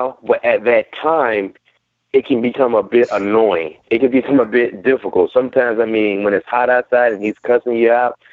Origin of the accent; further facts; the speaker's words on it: Hollywood, Florida, United States; I'm from Hollywood.